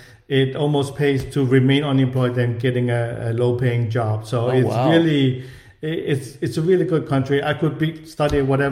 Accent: Ho Chi Minh City, Vietnam; born there; I was born in Saigon, which is Ho Chi Minh City, so everybody knew of the U.S. and wanted to go.

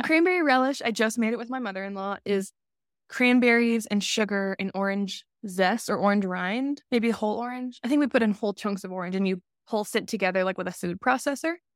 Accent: Alabama, United States; moved away; I'm from the South

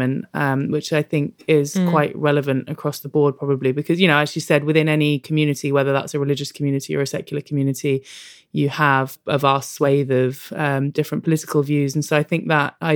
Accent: London, United Kingdom; I grew up in London. I live in Tottenham now, actually, and I grew up in Kilburn.

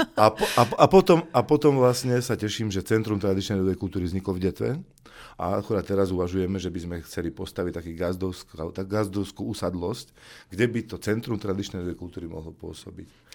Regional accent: native village in Detva District, Banská Bystrica Region, Slovakia; som žil v, eh, v mojej rodnej dedine a žijem dodnes

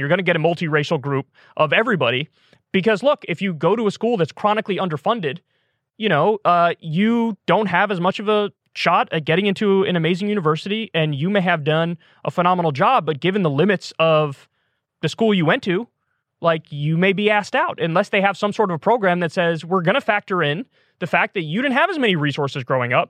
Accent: New York, United States; moved away; I was from in New York, we called it AP classes

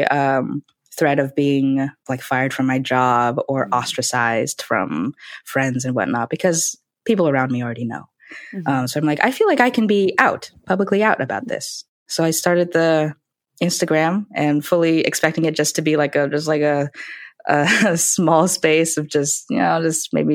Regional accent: United States; my parents are from China and Taiwan, and they moved here. So I was born here. So I am an ABC. I'm an American born Chinese

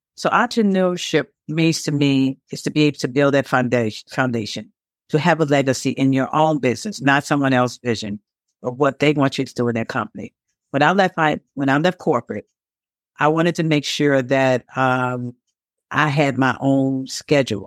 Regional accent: Chicago, Illinois, United States; I'm from Chicago, Illinois

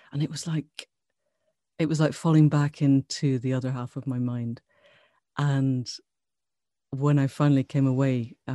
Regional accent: Glasgow, Scotland, United Kingdom; moved away as an adult; now in Cambridge, United Kingdom; Um, so so I grew up in Scotland, south side of Glasgow. Um, and I qualified as a vet at Glasgow Vet School too long ago to mention. And I came down to Cambridge.

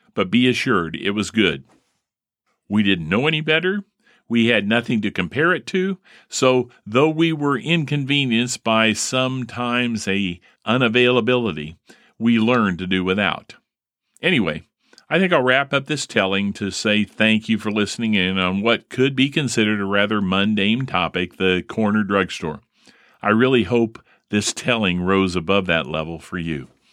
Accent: Primrose Avenue, Indiana, United States; growing up on Primrose Lane, or er, Primrose Avenue

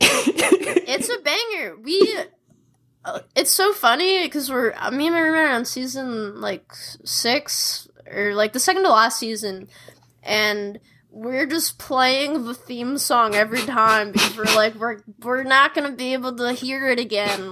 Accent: Chicago, Illinois, United States; I grew up in Chicago, like in a city

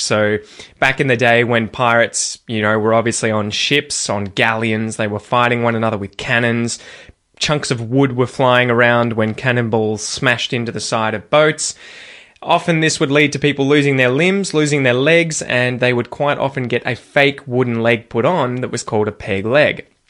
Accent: Geelong, Victoria, Australia; accent: Australian; my hometown of Geelong

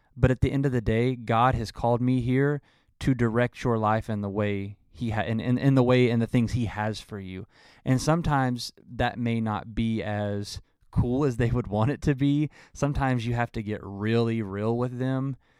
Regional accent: Arkansas, United States; moved away; I'm originally from Arkansas

